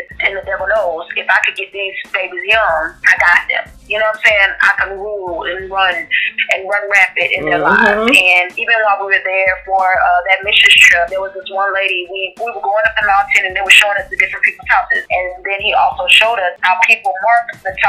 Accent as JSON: {"language": "English", "town": "Port St. Lucie", "region": "Florida", "country": "United States", "tie": "born or raised there", "also_born_or_lived": "Haiti (parents)", "lives_now": "Gainesville, United States", "said": "Born and raised in South Florida, though. Fort Pitt, Florida. Port St. Lucie, Florida. St. Lucie County area"}